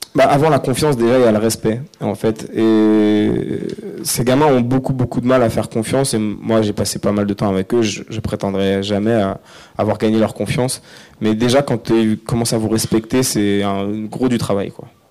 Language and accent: French; Ris-Orangis, Île-de-France, France; also born or lived in Évry; now in Noisy-le-Sec, France; j'ai grandi à Rissorangis, euh, qui est une ville de banlieue. Euh, dans, le, dans le 91